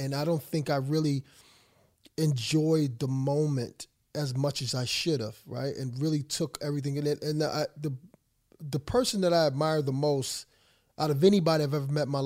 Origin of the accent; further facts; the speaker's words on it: Philadelphia, Pennsylvania, United States; I'm from Philadelphia